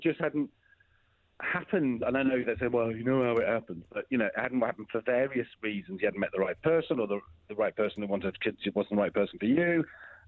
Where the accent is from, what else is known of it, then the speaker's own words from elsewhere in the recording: Wrexham, Wales, United Kingdom; moved away as an adult; also born or lived in London; I moved away from Wrexham, North Wales, when I was pretty much 15 to film Children's Ward, came back, did A-levels, carried on filming. By the time I was 20, 21, I was living in London